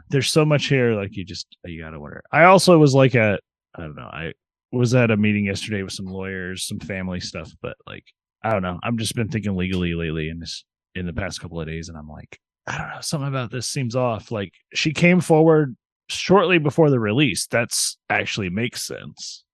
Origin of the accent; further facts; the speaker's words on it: United States; I'm an American